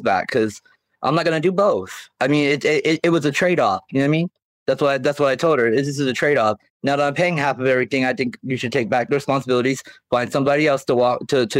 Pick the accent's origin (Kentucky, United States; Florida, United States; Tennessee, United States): Kentucky, United States; Dry Ridge; moved away as an adult; also born or lived in Kenton County, Kentucky; now in California, United States; I'm originally from Kentucky. I was born in Kenton County, raised in Dry Ridge, Kentucky. I moved out to California when I was 18 to get away from my family.